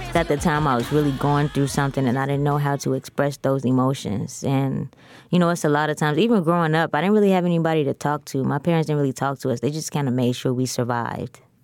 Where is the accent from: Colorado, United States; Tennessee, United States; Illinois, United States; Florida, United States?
Illinois, United States; Chicago; I'm from the west side of Chicago